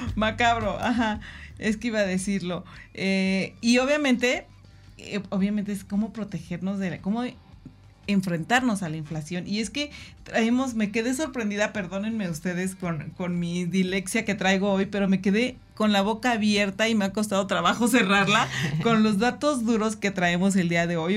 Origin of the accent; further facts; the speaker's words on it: Mexico; como buenos mexicanos y amo ser mexicana